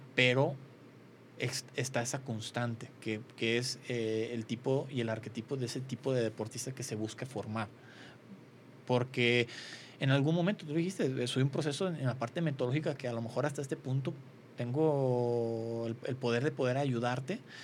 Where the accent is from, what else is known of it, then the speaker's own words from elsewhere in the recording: Mexico; como mexicanos somos fuertes